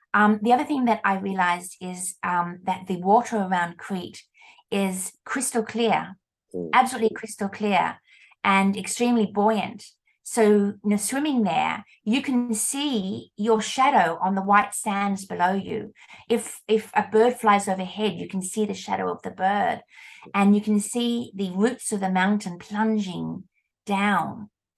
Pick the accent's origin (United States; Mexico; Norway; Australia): Australia; And I said, "Oh, we're from Australia."